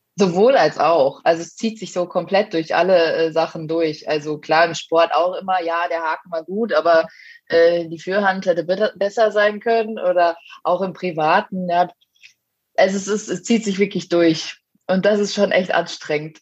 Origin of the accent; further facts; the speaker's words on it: Lemgo, North Rhine-Westphalia, Germany; now in Munich, Germany; ich bin ja ursprünglich eigentlich aus NRW, aus Lemgo